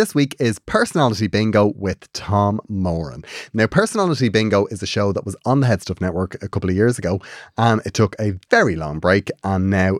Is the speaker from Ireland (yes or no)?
yes; Cork, Munster, Ireland; I made my Holy Communion the day of the Eurovision in Mill Street. I'm from Cork.